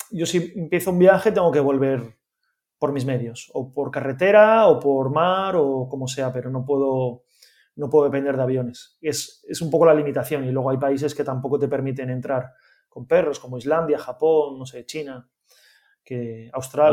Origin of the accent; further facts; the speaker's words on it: Gijón, Asturias, Spain; yo soy de Gijón